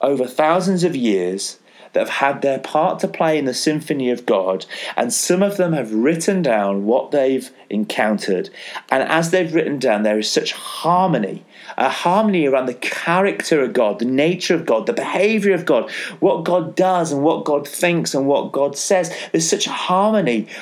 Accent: Yorkshire and the Humber, United Kingdom; I'm a Yorkshireman

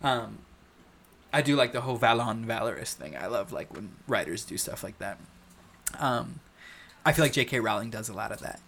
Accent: United States; as an American

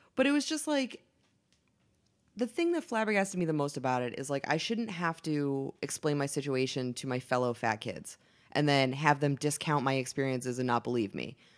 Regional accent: Boston, Massachusetts, United States; I'm from Boston

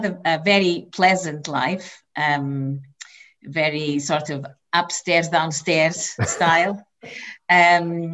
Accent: Serra da Estrela, Centro, Portugal; English is a second language; moved away as an adult; now in Scotland, United Kingdom; I come from central northern Portugal, near the border with Spain. It's an area called Serra, which means mountain, Serra da Estrela

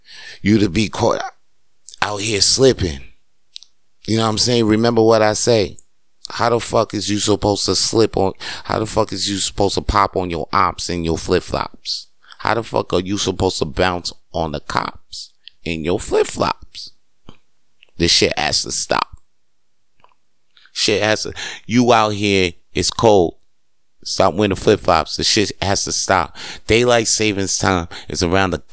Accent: New York, United States; moved away; I grew up in New York

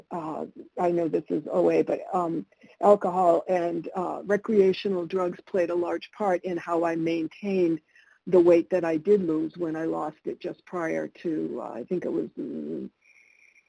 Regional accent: United States; English is a second language; also born or lived in Argentina; I moved to the United States when I was three, so I consider myself always having lived here

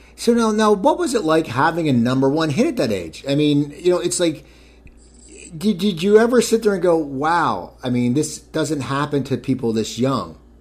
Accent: New Jersey, United States; I am from New Jersey

